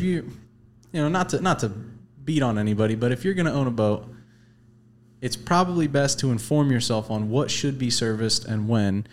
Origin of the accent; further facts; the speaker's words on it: the Florida Keys, United States; I grew up in the Keys.